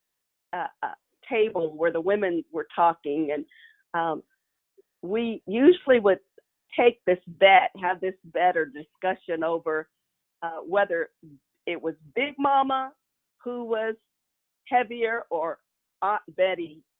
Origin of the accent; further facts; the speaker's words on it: Kansas City, United States; when I was a child growing up in Kansas City